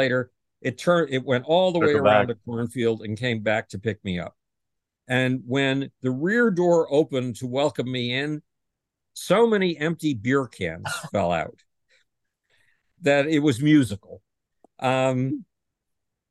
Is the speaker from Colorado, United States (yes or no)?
no; Buffalo, New York, United States; Buffalo, New York, my hometown